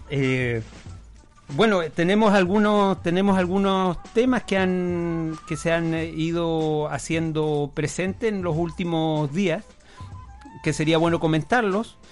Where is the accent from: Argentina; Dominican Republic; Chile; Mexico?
Chile; Punta Arenas, Magallanes and Chilean Antarctica; yo soy magallánico, yo nací en Punta Arenas